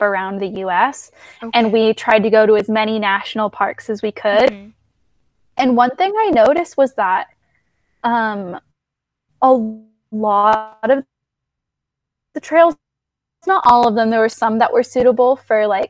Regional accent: California, United States; moved away as an adult; also born or lived in Shanghai, China; now in Bend, United States; I spent most of my childhood growing up in California

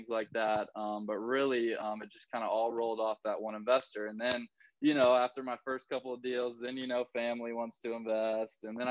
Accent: Tallahassee, Florida, United States; also born or lived in Gainesville, Florida; I was actually born in Gainesville, so I moved when I was about 2 or 3 to Tallahassee. So I was almost born and raised in Tallahassee

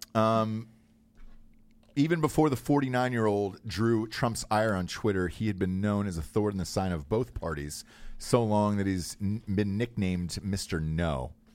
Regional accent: Forsyth County, Georgia, United States; there was a county that I grew up in that still, like, hated black people as of, like, the nineteen nineties. Um, Forsyth County was the name of it

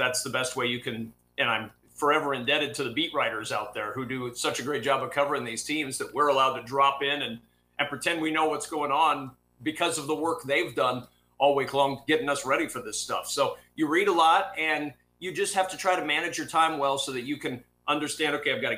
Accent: Nebraska, United States; I'm a kid from Nebraska

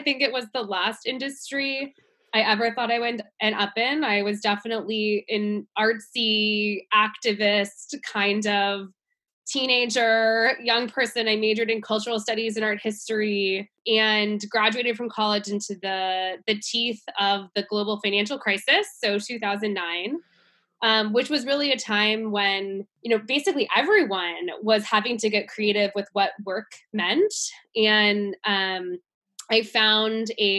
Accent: California, United States; also born or lived in North Carolina; I grew up in California. I'm definitely California born and bred, live in San Francisco now

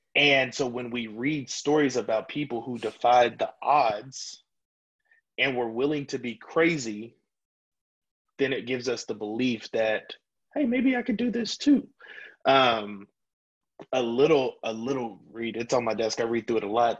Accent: Louisiana, United States; moved away; I'm from Louisiana originally

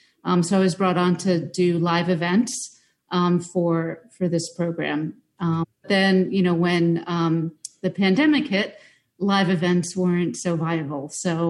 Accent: Westchester, New York, United States; also born or lived in Brooklyn, New York; Yeah, I mean, I'm from New York State. I'm just not from New York City. Listen. I grew up in Westchester.

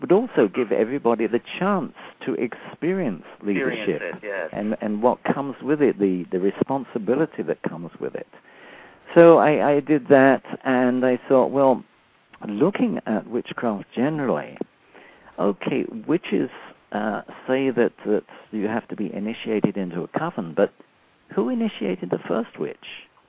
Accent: England, United Kingdom; moved away; Now, since I came from England, I thought, okay, what sort of a basis do I want for that? I thought, okay, coming from England, and perhaps a Saxon background would be good.

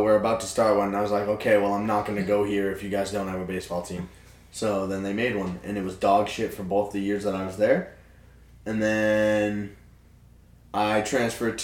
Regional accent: Waldoboro, Maine, United States; I grew up in Waldoboro, Maine

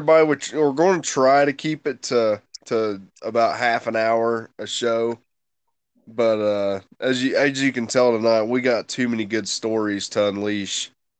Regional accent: the South, United States; I'm from the South, so we like the brutal, hard-nosed football.

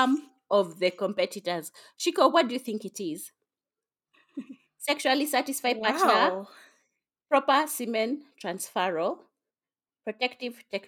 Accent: Kenya; I'm a Kenyan

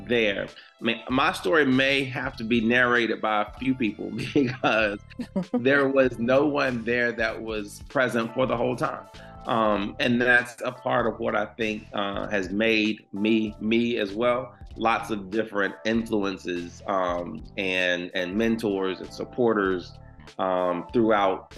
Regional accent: United States; I grew up in Washington Park, which was not so great neighborhood

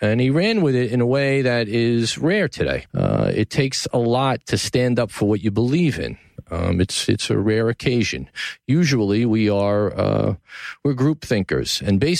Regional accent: New York City, New York, United States; born or raised there

